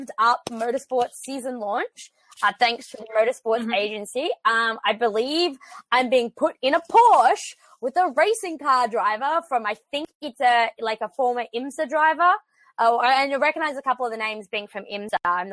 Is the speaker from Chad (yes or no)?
no; Australia; moved away; I'm from a nation of immigrants